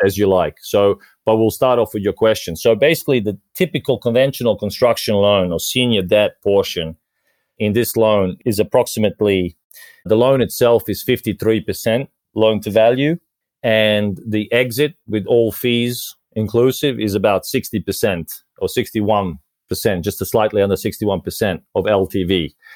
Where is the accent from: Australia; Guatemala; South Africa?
Australia; moved away as an adult; also born or lived in Croatia / Japan / Vietnam / London; now in Malta; I was originally born in Croatia, so which is I guess southern or eastern Europe or mixture of both. I grew up in Australia since we migrated there